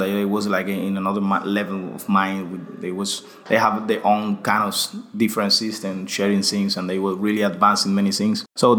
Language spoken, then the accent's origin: English; Pinar del Río, Cuba; English is a second language; to the Pina del Rio, that is the other extreme of Cuba, that is my hometown.